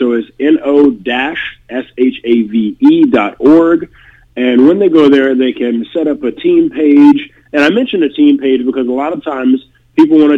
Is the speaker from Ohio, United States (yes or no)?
no; Detroit, Michigan, United States; moved away; I visited home. I'm originally from Detroit.